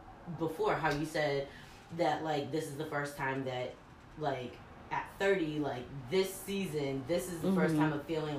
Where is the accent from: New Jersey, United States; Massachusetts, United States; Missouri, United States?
Massachusetts, United States; Stoughton; I was born in Massachusetts.